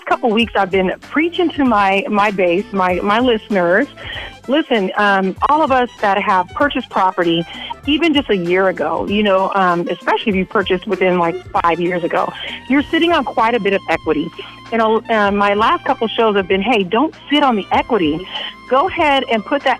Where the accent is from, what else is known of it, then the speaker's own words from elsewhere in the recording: Texas, United States; I'm from Texas. Well, I was raised in Texas